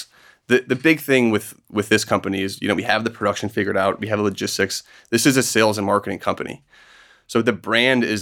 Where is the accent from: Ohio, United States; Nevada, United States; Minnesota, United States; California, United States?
Minnesota, United States; Minneapolis; moved away as an adult; also born or lived in Wisconsin / Indiana / Seattle; I grew up in Minneapolis